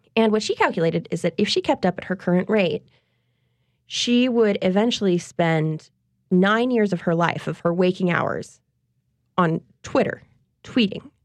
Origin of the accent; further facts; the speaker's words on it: Covington, Louisiana, United States; lots of women and men that I knew growing up in Covington